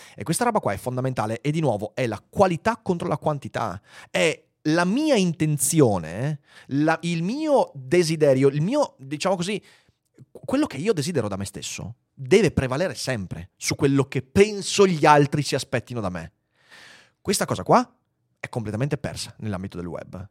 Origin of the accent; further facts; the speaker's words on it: Veneto, Italy; accent: Venetian; la mia cadenza veneta